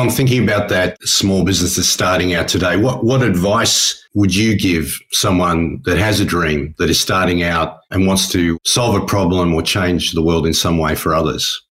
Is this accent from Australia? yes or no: yes; Australia; now in New Zealand; being an Australian in New Zealand, living in New Zealand, I don't talk about rugby too much.